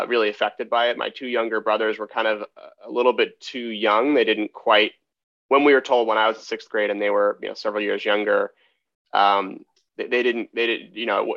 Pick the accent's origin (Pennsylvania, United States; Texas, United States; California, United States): California, United States; San Mateo; also born or lived in Highlands Ranch, Colorado / Berkeley, California; I grew up here in the Bay Area on the peninsula in a town called San Mateo. And I was there through all the way up to early high school.